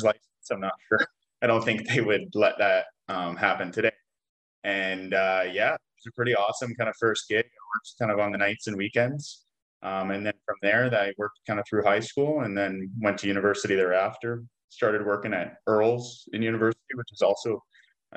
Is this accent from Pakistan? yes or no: no; Vancouver, British Columbia, Canada; now in Kelowna, Canada; I grew up in Vancouver, British Columbia, lived there until I was about 28, and then I moved to Kelowna